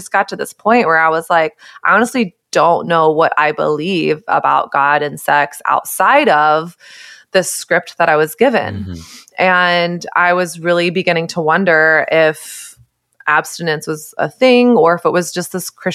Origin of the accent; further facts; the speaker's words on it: Texas, United States; I grew up in Texas during early 2000s, late 90s, early 2000s